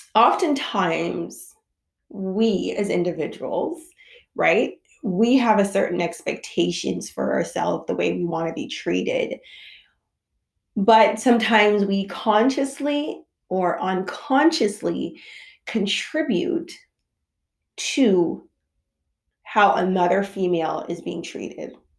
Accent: Jamaica; I'm a Jamaican mother

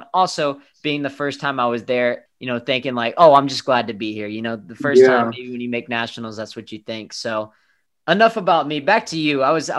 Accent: Texas, United States; me growing up in Texas

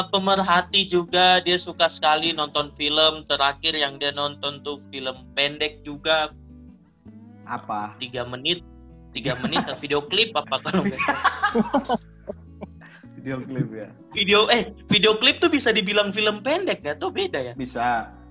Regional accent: Manokwari, West Papua, Indonesia; saya kebetulan memang bukan orang Jawa sih dari luar dari Manokwari.

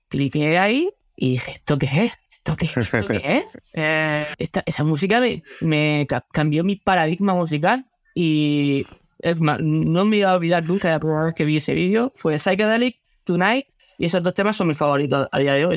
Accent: Region of Murcia, Spain; born or raised there; moved away as an adult; also born or lived in Granada / Águilas; now in Netherlands

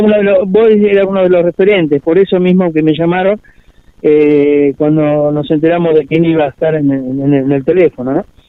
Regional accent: Mar del Plata, Buenos Aires Province, Argentina; nos da internamente como argentinos y este, Mar Platense

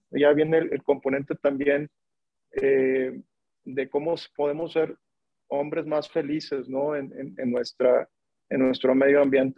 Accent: Monterrey, Nuevo León, Mexico; yo, yo, soy de Monterrey, soy regio

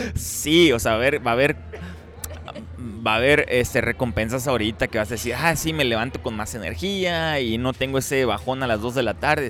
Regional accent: Ciudad Obregón, Sonora, Mexico; now in United States; yo crecí en Pobregón

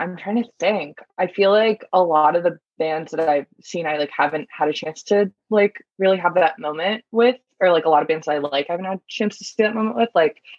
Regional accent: East Coast, United States; Cause I feel like everything has been so accessible, especially like growing up on the East Coast and stuff like that. And like just being in New York and everything.

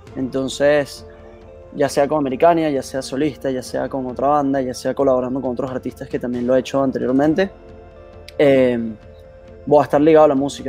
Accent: Caracas, Capital District, Venezuela; aquí en Caracas

